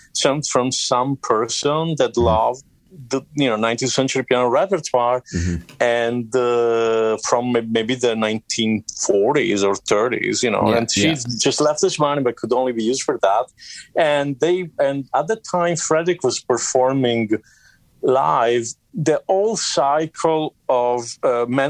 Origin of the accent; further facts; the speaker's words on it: Sardinia, Italy; I'm from Sardinia